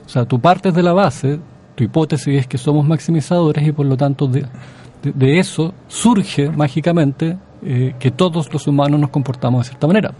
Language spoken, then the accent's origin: Spanish; Chile; como chileno